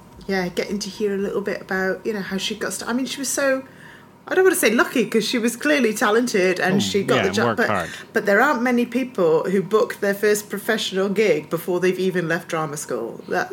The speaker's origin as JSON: {"language": "English", "region": "Scotland", "country": "United Kingdom", "tie": "born or raised there", "said": "I grew up in Scotland, just so you know. It's not like me taking the mick out of an accent."}